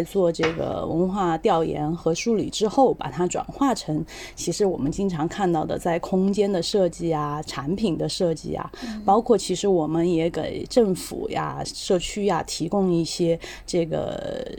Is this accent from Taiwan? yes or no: no; Chengdu, Sichuan, China; 成都人。